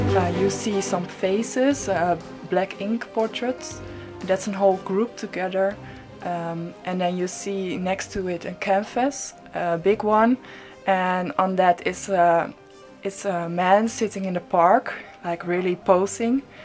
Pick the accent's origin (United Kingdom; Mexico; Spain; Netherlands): Netherlands; I'm from the Netherlands and based in Amsterdam